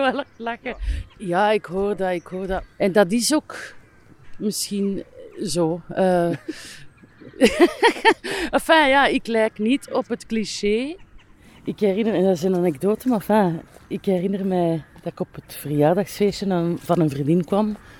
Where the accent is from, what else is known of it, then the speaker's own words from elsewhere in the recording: Aalst, Flanders, Belgium; also born or lived in Brussels; ik ben zelfs opgegroeid in een park. Mijn, mijn vader was parkwachter. Het Waalborrenpark in Assen.